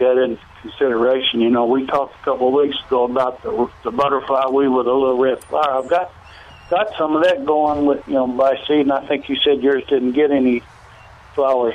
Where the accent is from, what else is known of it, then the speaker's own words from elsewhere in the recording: Kentucky, United States; moved away; as a kid growing up in Kentucky